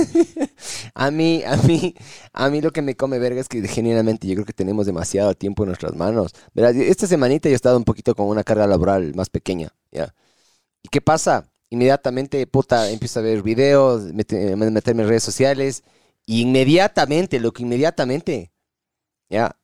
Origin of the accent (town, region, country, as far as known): Ecuador